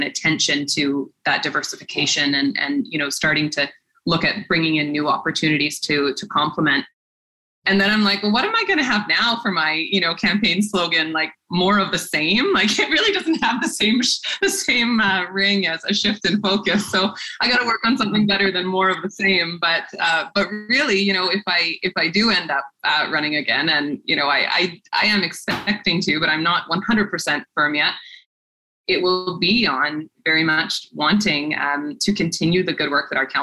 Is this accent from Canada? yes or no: yes; Port Alberni, British Columbia, Canada; when I was growing up in Port Alberni